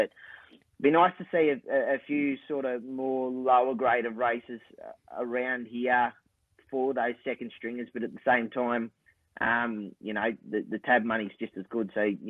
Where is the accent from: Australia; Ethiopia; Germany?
Australia; Casino, New South Wales; now in Ballina, Australia; I love my hometown in Casino.